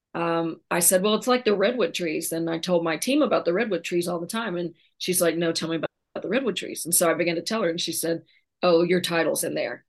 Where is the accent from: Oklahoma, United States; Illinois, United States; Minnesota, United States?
Oklahoma, United States; I'm born and raised in Oklahoma